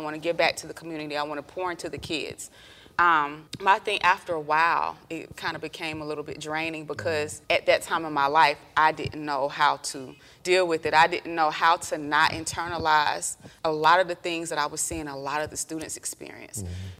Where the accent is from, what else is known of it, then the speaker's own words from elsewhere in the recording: Columbus, Georgia, United States; moved away; also born or lived in Atlanta, Georgia; I'm from Georgia. I'm from Columbus, Georgia. We moved up to Atlanta in 1996.